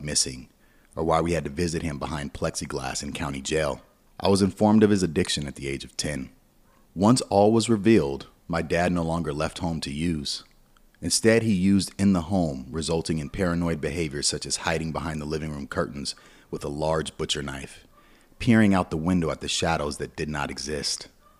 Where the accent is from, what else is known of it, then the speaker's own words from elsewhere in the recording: Los Angeles, California, United States; You see, I grew up in the Los Angeles area